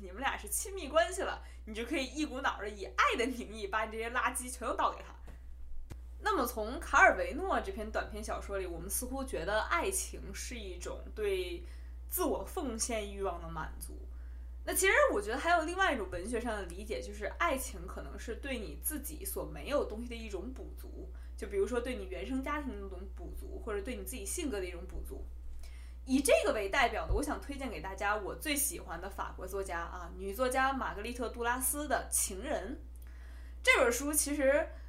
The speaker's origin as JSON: {"language": "Chinese", "region": "Beijing", "country": "China", "tie": "born or raised there", "also_born_or_lived": "Hubei (family origin)", "accent": "Beijing accent (京腔)", "said": "虽然你听我京腔很重啊，但是只是因为我在北京长大"}